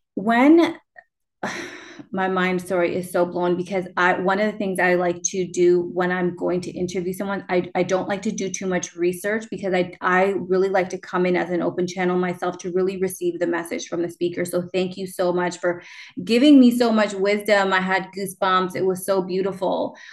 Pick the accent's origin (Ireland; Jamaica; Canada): Canada; also born or lived in Peru; I was adopted from Peru and I moved to Canada and I refused to speak Spanish